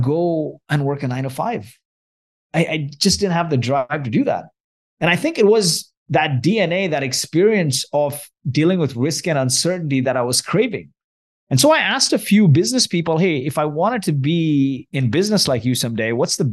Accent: Kuwait; also born or lived in Mumbai, India; now in Vancouver, Canada; I grew up in Kuwait. I was born and raised in Kuwait. My parents are from India

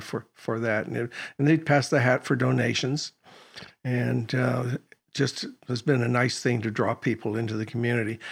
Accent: Oregon, United States; I was born in Oregon

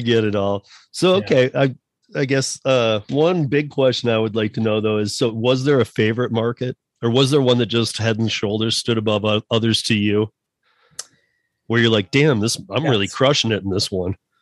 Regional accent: Michigan, United States; moved away as an adult; also born or lived in Miami, Florida; now in Colorado, United States; a guy like me from Michigan

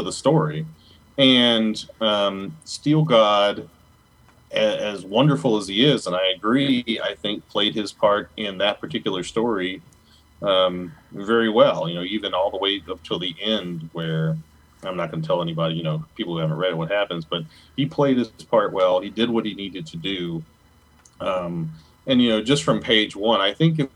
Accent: United States; moved away as an adult; also born or lived in Minnesota; originally being a Southerner from around the New Orleans area on Mississippi coast

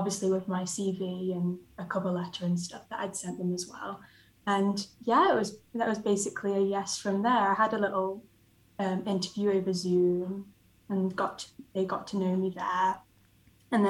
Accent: Isle of Man; moved away as an adult; now in Nottingham, United Kingdom; I grew up on the Isle of Man

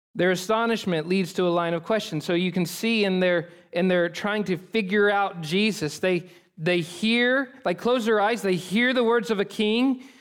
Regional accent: Oklahoma, United States; I'm from Oklahoma

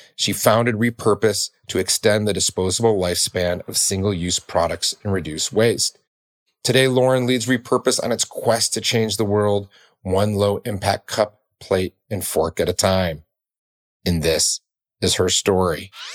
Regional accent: Detroit, Michigan, United States; I grew up in Detroit

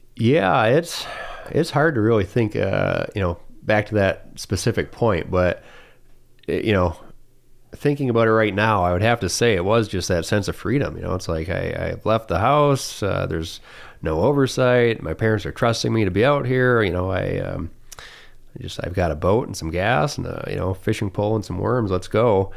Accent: St. Marys River, Michigan, United States; we grew up in the Saint Mary's River

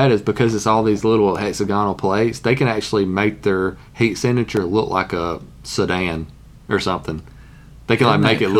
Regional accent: Alabama, United States; Hey, I'm from Alabama.

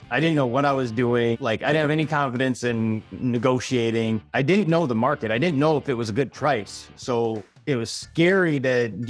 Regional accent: Michigan, United States; moved away as an adult; now in Poughkeepsie, United States; I came from Michigan, born and raised.

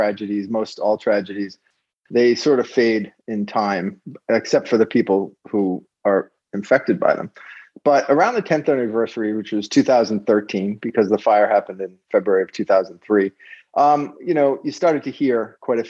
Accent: Rhode Island, United States; also born or lived in Los Angeles; I'm also from Rhode Island.

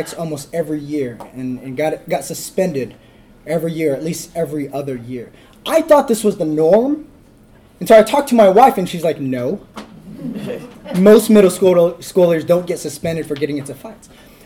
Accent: Fresno, California, United States; now in Hanford, United States; I'm from Fresno, California, so I'm a California boy

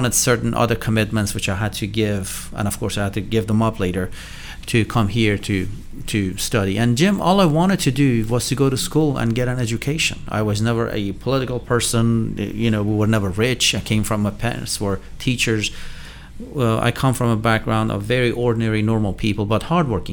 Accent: Iran; born or raised there; English is a second language; moved away as an adult; also born or lived in St. Petersburg, Florida / Raleigh, North Carolina; now in North Carolina, United States

